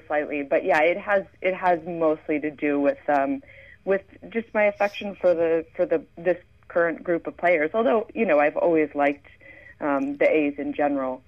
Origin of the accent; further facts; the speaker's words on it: Philadelphia, Pennsylvania, United States; I'm from Philadelphia, and my parents brought me to Phillies games basically from as long as I can remember